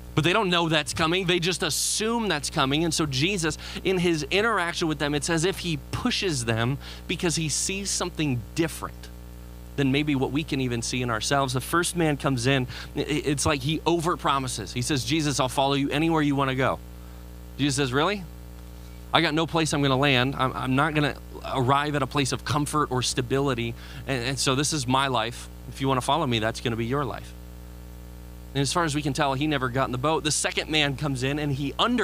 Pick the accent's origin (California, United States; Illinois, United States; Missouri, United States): Illinois, United States; Chicago; moved away; I'm from Chicago